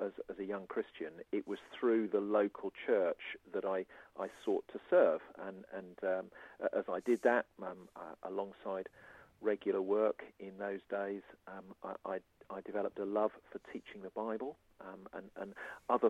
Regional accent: Surrey, South East England, United Kingdom; now in Isle of Wight, United Kingdom; I was brought up in Surrey.

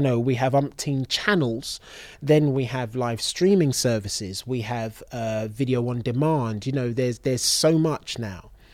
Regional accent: London, United Kingdom; born and raised in London

